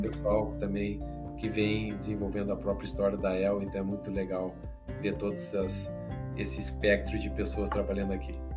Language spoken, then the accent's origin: Portuguese; Frederico Westphalen, Rio Grande do Sul, Brazil; eu nasci no interior, em Frederico Westphalen, e tive o incentivo do meu pai, que sempre foi empresário. Então, desde muito cedo, acabei é, trabalhando com ele dentro da empresa.